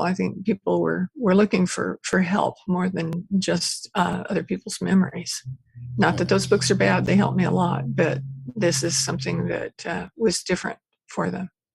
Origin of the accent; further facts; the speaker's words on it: Porterville, California, United States; moved away as an adult; also born or lived in Bakersfield, California / Ventura, California; now in Maui, United States; I was born and raised in Central Valley uh, in a little town called Porterville.